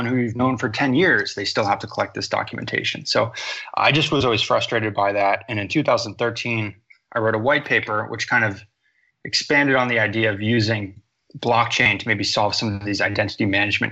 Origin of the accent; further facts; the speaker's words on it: United States; also born or lived in Boston, Massachusetts; I grew up in America